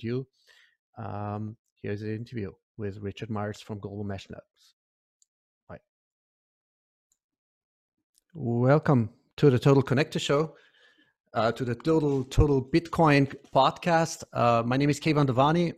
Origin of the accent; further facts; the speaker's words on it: Iran; moved away; I'm originally from Iran